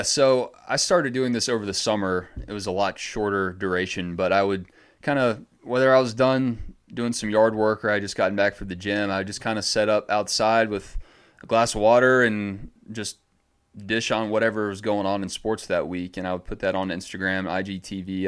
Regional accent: Gwinnett County, Georgia, United States; also born or lived in Savannah, Georgia / Macon, Georgia; growing up in Gwinnett County, which is right outside of Atlanta

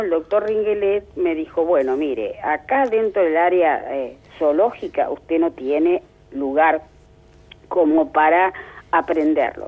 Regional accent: La Plata, Buenos Aires Province, Argentina; yo nací en La Plata eh, sigo viviendo en La Plata y digo que tengo un desarraigo de solo 30 metros

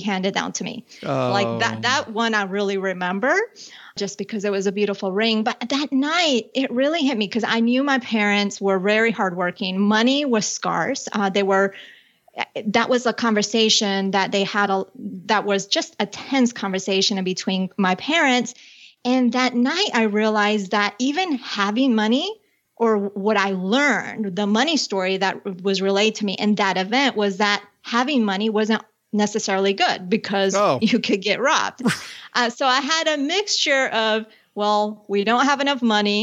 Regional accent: Colombia; I was born in Colombia and I grew up with my father's American, my mom's from Colombia. And there was one point in our life where we were living outside of Bogota.

